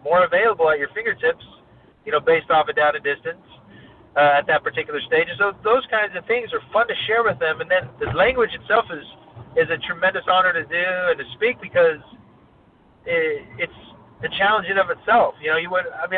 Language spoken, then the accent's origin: English; Evanston, Wyoming, United States; I was born and raised in Evanston, Wyoming, a small town in southwest Wyoming